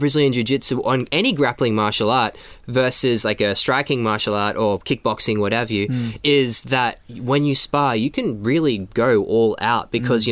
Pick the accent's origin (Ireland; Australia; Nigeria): Australia; moved away; I'm from Australia originally